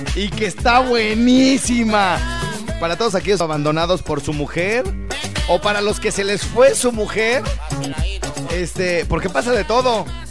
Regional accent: Morelia, Michoacán, Mexico; lejos de Morelia, lejos de mi tierra

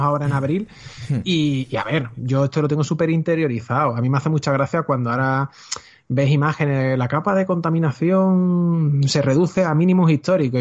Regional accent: Seville, Andalusia, Spain; quiero producir dentro de mi tierra. O sea, quiero quedarme aquí, no quiero ser otro de los que emigre

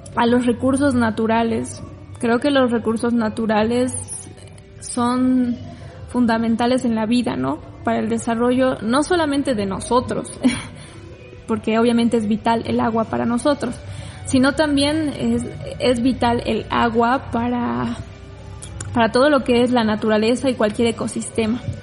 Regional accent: Cochabamba, Bolivia; aquí en Bolivia o en Cochabamba, no sé, porque yo soy de Cochabamba

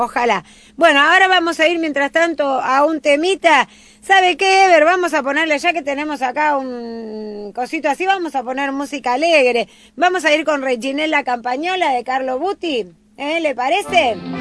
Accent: Argentina; Yo soy hija de casanese, yo nací en la Argentina

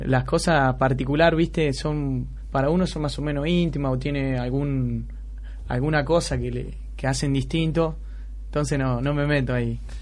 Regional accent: San Pedro, Buenos Aires Province, Argentina; yo soy de San Pedro, de acá de provincia, de Buenos Aires

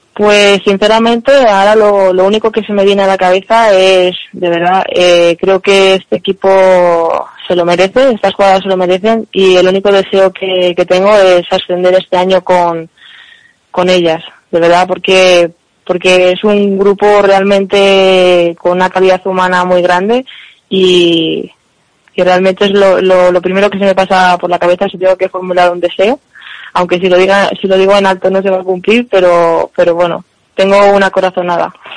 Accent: Spain; nosotras que somos de Madrid o españolas

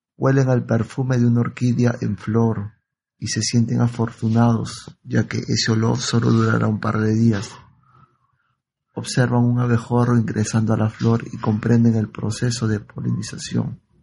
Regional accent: Lima, Peru; mis amigos de Lima, en la primaria

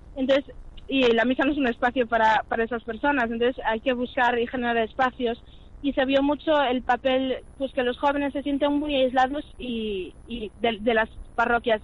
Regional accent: Vigo, Galicia, Spain; moved away as an adult; now in Santiago de Compostela, Spain; nací en Vigo. Llevo aquí en Santiago viviendo solo los últimos seis años

